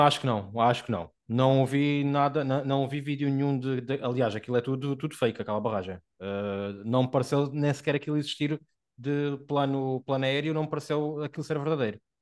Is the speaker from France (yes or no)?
no; Portugal; porque somos portugueses